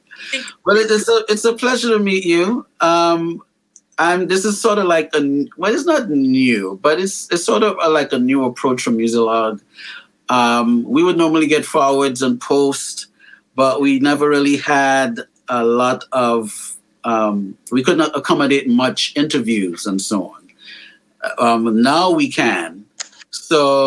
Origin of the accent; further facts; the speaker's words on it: New York City, New York, United States; I'm a Brooklynite